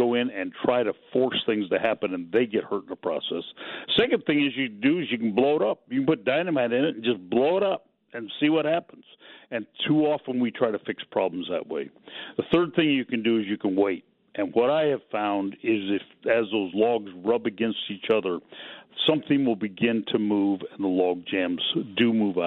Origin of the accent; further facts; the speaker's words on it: Pacific Northwest, United States; I grew up in the Pacific Northwest